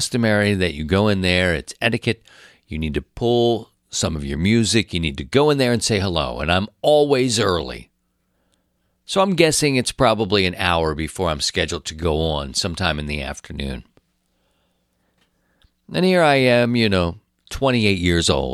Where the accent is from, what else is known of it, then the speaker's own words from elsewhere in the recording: Baltimore, Maryland, United States; moved away as an adult; also born or lived in Philadelphia; I was hired from Baltimore, my hometown